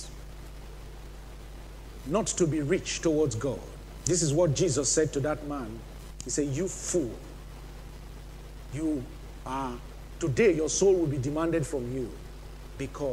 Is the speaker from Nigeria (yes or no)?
yes; Nigeria; moved away; my home country, Nigeria